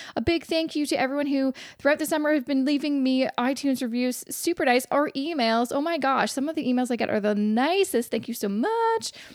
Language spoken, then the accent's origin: English; Vancouver, British Columbia, Canada; moved away; my hometown of Vancouver